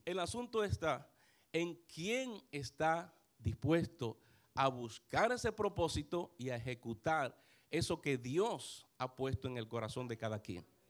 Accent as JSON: {"language": "Spanish", "region": "San Pedro de Macorís", "country": "Dominican Republic", "tie": "born or raised there", "said": "aunque no nací en San Pedro de Macorís, pero llegué muy muchacho a San Pedro de Macorís."}